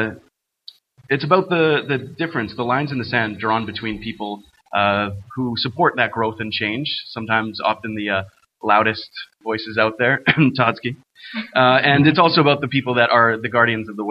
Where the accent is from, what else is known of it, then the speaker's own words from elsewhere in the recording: Fort McMurray, Alberta, Canada; I'm actually from Fort McMurray, born and raised